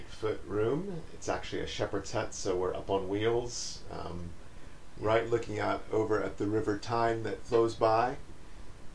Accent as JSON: {"language": "English", "country": "United States", "moved": "yes", "lives_now": "United Kingdom", "said": "as an American"}